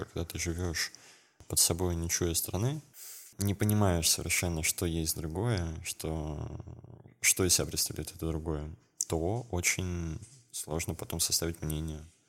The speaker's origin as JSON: {"language": "Russian", "region": "Kemerovo Oblast", "country": "Russia", "tie": "born or raised there", "said": "из, э, области, где я, откуда я родом, из Кемеровской области"}